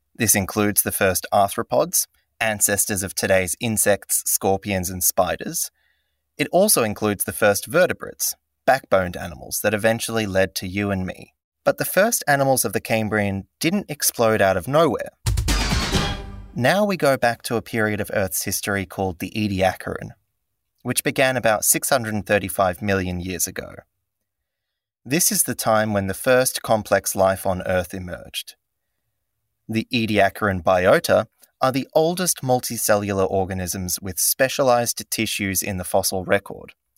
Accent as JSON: {"language": "English", "country": "Cyprus", "tie": "born or raised there", "said": "I was born in Cyprus to a biologist and an architect"}